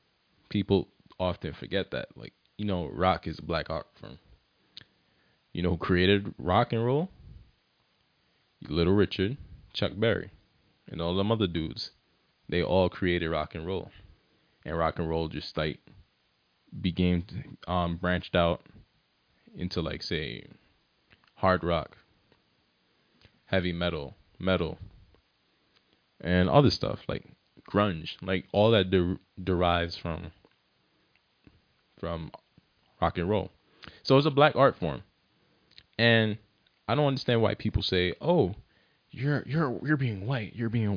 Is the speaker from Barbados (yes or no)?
yes; Barbados; like, I'm from Barbados and I don't like soca that much.